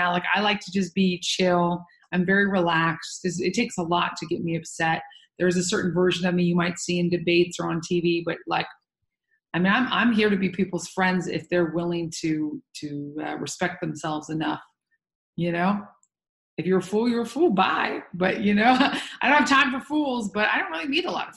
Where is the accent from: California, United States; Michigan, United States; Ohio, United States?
California, United States; Santa Barbara; moved away; also born or lived in New York; I was raised in Santa Barbara, but also New York.